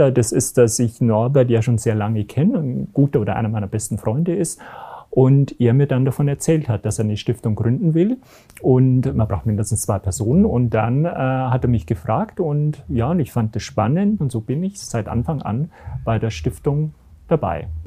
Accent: Garmisch-Partenkirchen, Bavaria, Germany; Ich komme aus Garmisch-Partenkirchen

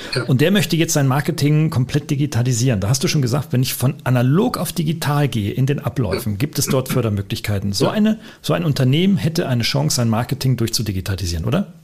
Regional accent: Germany; wir kommen beide aus Deutschland

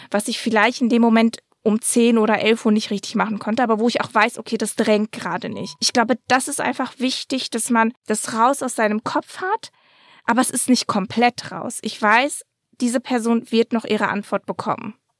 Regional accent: Dortmund, North Rhine-Westphalia, Germany; ich bin in Dortmund aufgewachsen

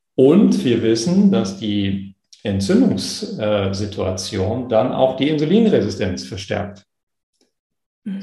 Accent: East Frisia, Lower Saxony, Germany; Ich komme aus Ostfriesland, da gibt es diese schönen schwarz-weißen ostfriesischen Milchkühe

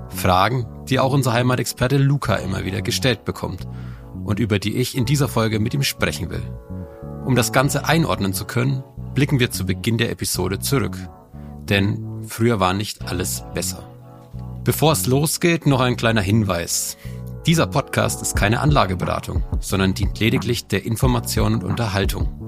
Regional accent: Bavaria, Germany; Ich komme aus Bayern. Da bin ich auch gerade zugeschaltet.

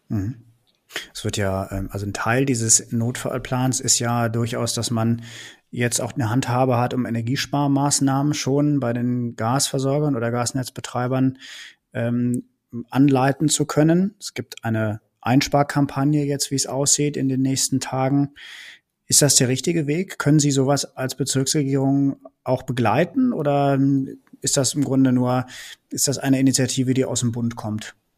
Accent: Rhineland, Germany; moved away; ich komme ja selbst aus dem Rheinland, oute ich mich mal und ähm, bin deswegen zwar schon so ein bisschen äh, nördlicher jetzt beheimatet

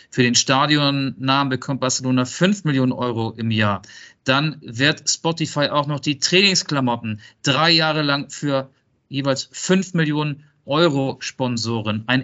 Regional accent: Netherlands; German is a second language; Ich komme aus Holland.

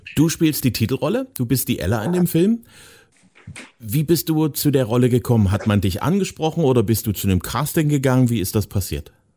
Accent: eastern Germany, Germany; speziell im Ostteil von Deutschland, da wo ich herkomme

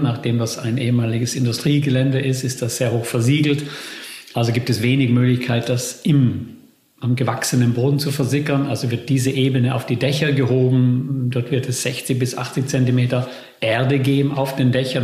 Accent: Bolzano, Trentino-Alto Adige, Italy; moved away; also born or lived in Netherlands; meiner Heimatstadt Bozen

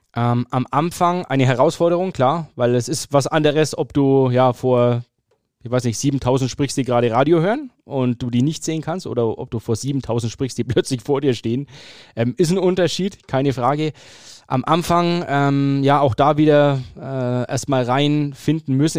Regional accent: Fürth, Bavaria, Germany; Ich bin geboren und aufgewachsen in Fürth

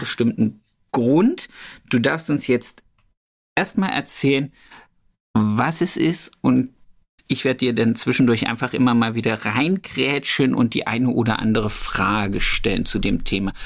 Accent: Thuringia, Germany; moved away; Grüße gehen zurück in meine Heimat

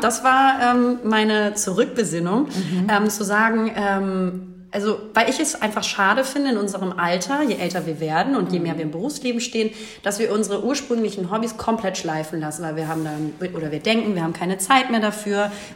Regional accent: Hamburg, Germany; ich bin in Hamburg geboren, wohne hier auch

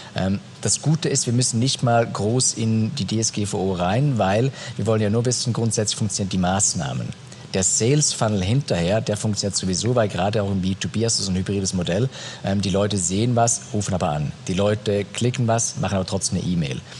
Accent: Switzerland; wächst du in der Schweiz auf, das sowieso dreisprachig ist

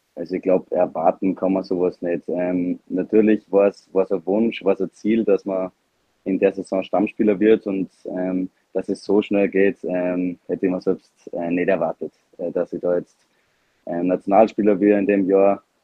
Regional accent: Salzburg, Austria; als Salzburger

